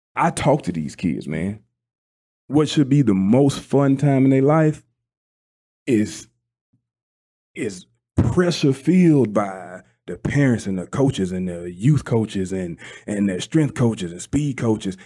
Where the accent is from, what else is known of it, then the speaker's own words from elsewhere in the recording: South Mississippi, United States; I'm from South Mississippi